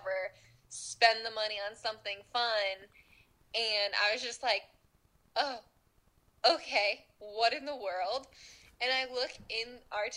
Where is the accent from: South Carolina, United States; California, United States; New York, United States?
New York, United States; I'm from New York